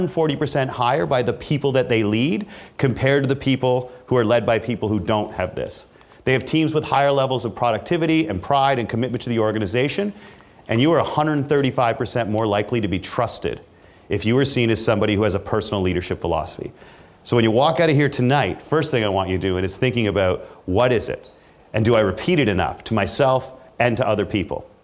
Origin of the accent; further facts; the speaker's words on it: Canada; I'm Canadian